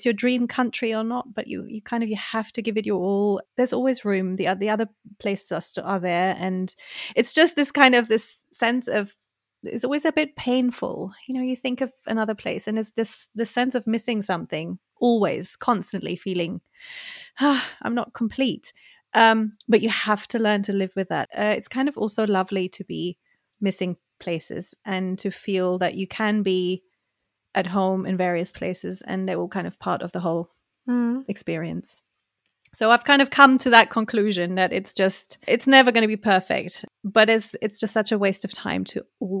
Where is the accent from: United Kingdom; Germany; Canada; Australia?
Germany; English is a second language; I am who I am, and my accent is what it is, and I don't need to be knowing I'm from Germany but then I lived there